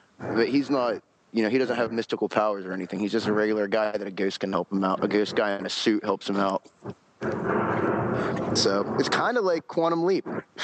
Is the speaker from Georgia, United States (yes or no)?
no; West Virginia, United States; now in Pittsburgh, United States; I live in Pittsburgh, but I'm originally from West Virginia, but I'm always up and down the East Coast.